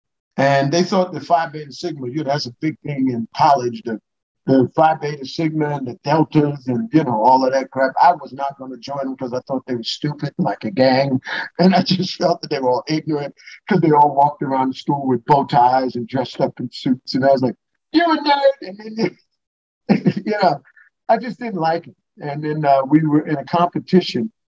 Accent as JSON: {"language": "English", "town": "New York City", "region": "New York", "country": "United States", "tie": "born or raised there", "moved": "yes", "said": "I grew up in the Church of God in Christ in Brooklyn, New York"}